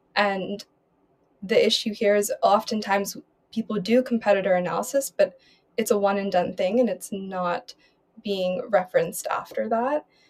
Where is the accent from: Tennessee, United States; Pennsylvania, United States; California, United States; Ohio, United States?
Pennsylvania, United States; Philadelphia; moved away as an adult; now in Berlin, Germany; born and raised in Philadelphia